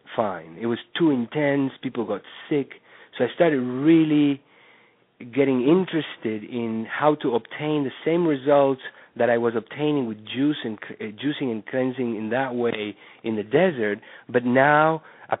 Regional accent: Uruguay; moved away as an adult; also born or lived in New York; I was born in Uruguay where I grew up and went to medical school

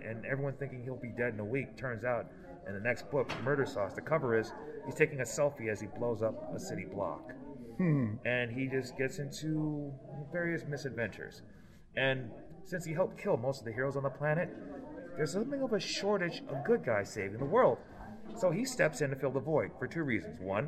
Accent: Detroit, Michigan, United States; now in Akron, United States; I'm from Detroit, Michigan. I currently reside in Akron

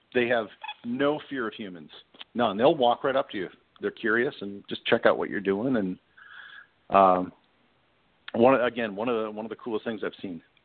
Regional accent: Midwest, United States; I grew up in the Midwest

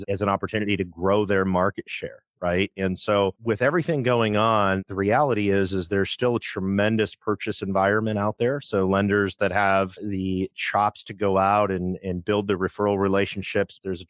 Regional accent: Midwest, United States; I grew up in the Midwest, a very blue collar upbringing

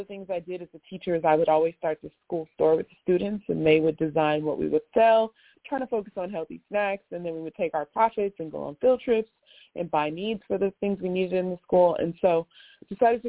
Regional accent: Los Angeles, California, United States; also born or lived in New York City; I grew up, born and raised in Los Angeles, California.

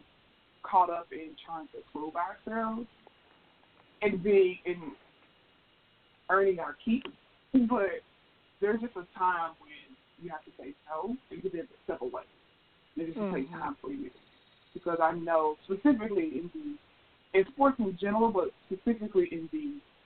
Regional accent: Memphis, Tennessee, United States; I am from Memphis, Tennessee, born and raised in the South, went to school in the South

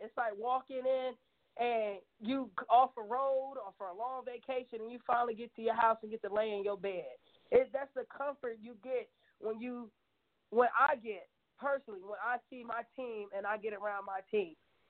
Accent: Knoxville, Tennessee, United States; I'm from Knoxville.

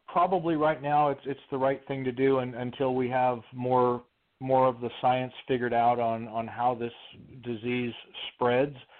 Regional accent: Midwest, United States; Growing up, I grew up in the Midwest

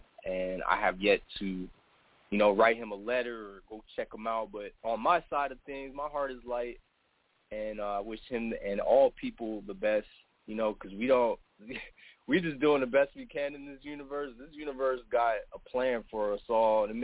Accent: New York, United States; also born or lived in New Jersey; now in Florida, United States; I was born in New Jersey, and I grew up in New York.

